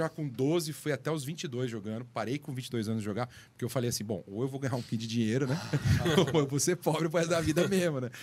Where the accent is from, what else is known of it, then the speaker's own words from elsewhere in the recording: Sorocaba, São Paulo, Brazil; moved away as an adult; Sorocaba, que é a minha cidade natal